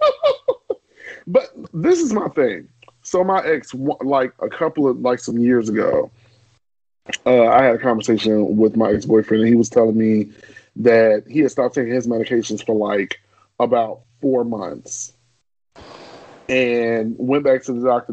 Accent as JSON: {"language": "English", "town": "Chicago", "region": "Illinois", "country": "United States", "tie": "born or raised there", "said": "growing up in Chicago"}